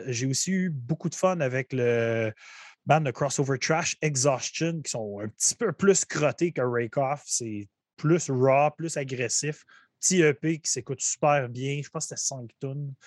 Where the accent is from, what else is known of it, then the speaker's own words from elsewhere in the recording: Gatineau, Quebec, Canada; chez nous à Gatineau